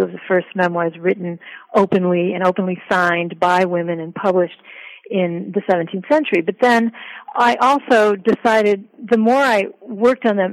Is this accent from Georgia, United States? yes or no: no; Ithaca, New York, United States; moved away as an adult; also born or lived in Italy / Switzerland; now in Boston, United States; I was born in Ithaca, New York, upstate New York, grew up there, and also spent many years of my childhood and adolescence, or several years, living in Europe with my family, in Italy and Switzerland